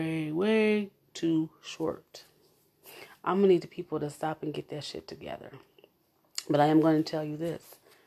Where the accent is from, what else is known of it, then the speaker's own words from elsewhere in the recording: Omaha, Nebraska, United States; I was raised in North Omaha. I was raised in the bottoms. Born and raised, baby.